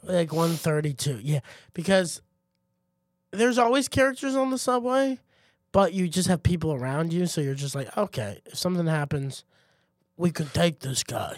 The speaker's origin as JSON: {"language": "English", "town": "Heidelberg", "region": "Baden-Württemberg", "country": "Germany", "tie": "born or raised there", "moved": "yes", "said": "when I grew up in Heidelberg"}